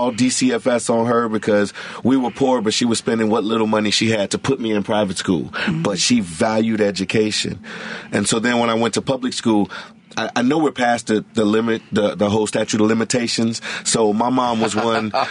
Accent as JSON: {"language": "English", "town": "Chicago", "region": "Illinois", "country": "United States", "said": "Like when I tell people I'm from the West Side, they start naming West Side schools."}